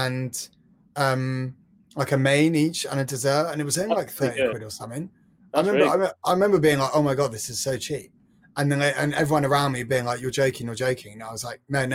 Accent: London, United Kingdom; I'm from London

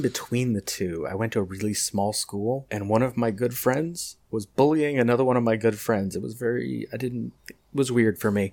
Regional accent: Pasadena, California, United States; I grew up in Pasadena and visited South Pasadena a lot

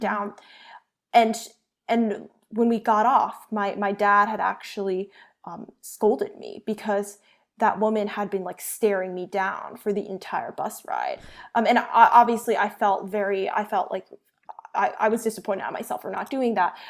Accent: United States; first language Chinese; I'm Asian American, um, and I, and I was raised speaking Chinese

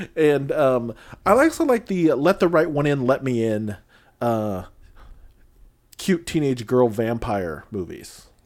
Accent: Illinois, United States; I grew up in Illinois twenty years

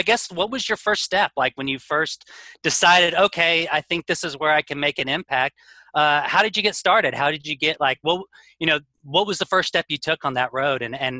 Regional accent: Texas, United States; I'm from Texas

